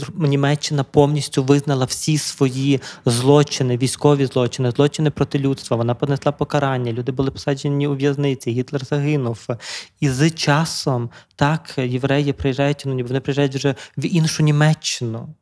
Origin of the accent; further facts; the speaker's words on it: Drohobych, Lviv Oblast, Ukraine; я народився на Львівщині в Другобичі, славному місті